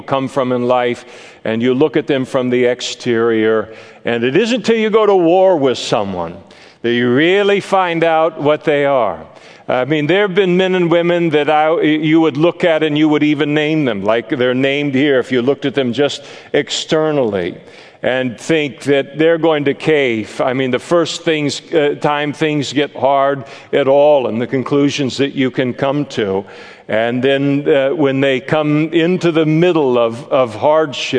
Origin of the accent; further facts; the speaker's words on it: Napa, California, United States; I grew up in Napa